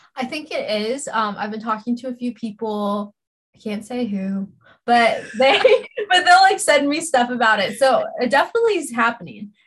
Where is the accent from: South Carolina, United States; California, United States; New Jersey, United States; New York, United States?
California, United States; Los Angeles; also born or lived in Orange County, California; I'm born and raised in Los Angeles, California recently moved to Orange County